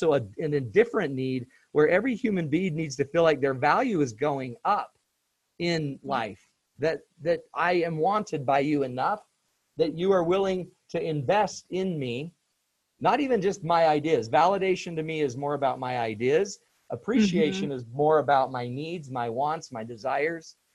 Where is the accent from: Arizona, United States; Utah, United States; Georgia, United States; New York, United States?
Utah, United States; I'm from Utah. Utah's arid.